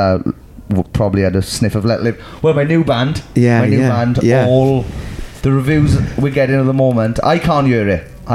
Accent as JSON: {"language": "English", "town": "Merthyr Tydfil", "region": "Wales", "country": "United Kingdom", "tie": "born or raised there", "said": "my hometown, Merthyr Tydfil"}